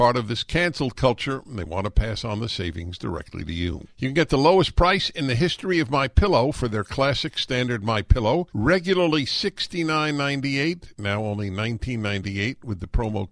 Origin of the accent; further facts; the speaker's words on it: New York, United States; moved away; I come from New York. I fled New York